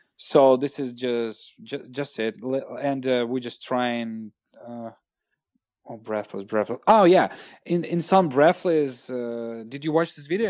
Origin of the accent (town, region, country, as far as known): Russia; English is a second language